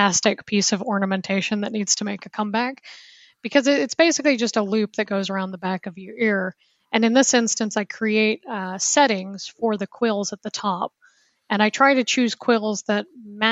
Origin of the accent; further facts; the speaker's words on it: United States; moved away as an adult; also born or lived in Seattle / New Zealand / Germany; I'm originally from the States.